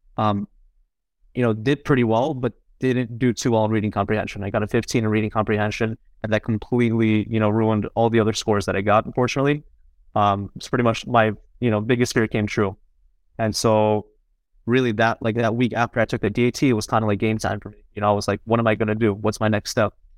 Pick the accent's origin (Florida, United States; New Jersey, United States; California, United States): New Jersey, United States; also born or lived in Queens, New York; I grew up alongside him in Jersey, you know, ever since I was four, three or four years old.